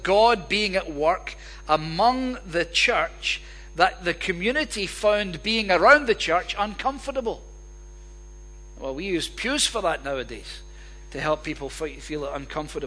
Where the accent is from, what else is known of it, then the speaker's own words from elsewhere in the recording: Hamilton, Scotland, United Kingdom; as a boy growing up in Hamilton